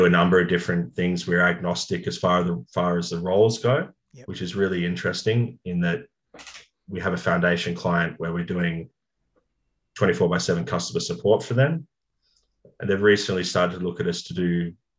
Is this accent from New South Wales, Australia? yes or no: yes; Sydney, New South Wales, Australia; I grew up in the North Shore and I went to North Sydney Boys High and lived in Kirribilli